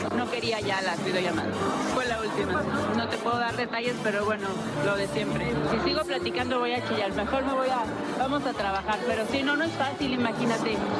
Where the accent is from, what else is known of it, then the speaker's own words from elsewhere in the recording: Cuba; Yo soy un artista cubano que crecí con salsa, con chachachá